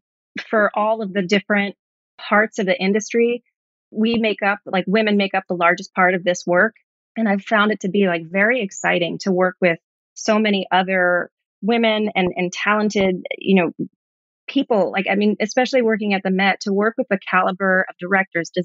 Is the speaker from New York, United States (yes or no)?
yes; New York City, New York, United States; I grew up here in New York, in Brooklyn, grew up with a single mom